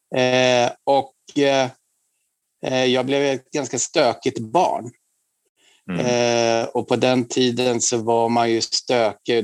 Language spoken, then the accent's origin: Swedish; Huddinge, Stockholm County, Sweden; moved away as an adult; now in Stockholm, Sweden; jag föddes i Huddinge och bor nu sedan jag var 18 år, sedan 88 på Kungsklippan 14 i Stockholm